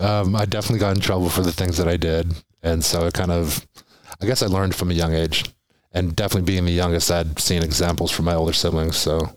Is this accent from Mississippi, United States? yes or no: no; Temecula, California, United States; also born or lived in Oahu, Hawaii / San Diego; So when we moved to California, I was about 6 years old. Father was a seaman in the Navy, and he chose to raise us out here after he retired.